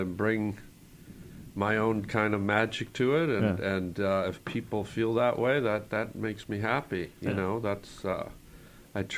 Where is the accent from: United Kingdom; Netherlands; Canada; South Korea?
Canada; moved away as an adult; now in United States; we grew up, under the British Commonwealth, mm-hmm. so we had a lot of the British influence in all us young Canadian kids